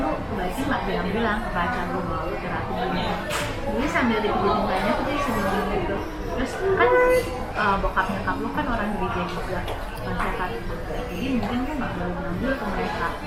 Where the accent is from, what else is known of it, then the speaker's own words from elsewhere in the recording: Bandung, West Java, Indonesia; aku dari Bandung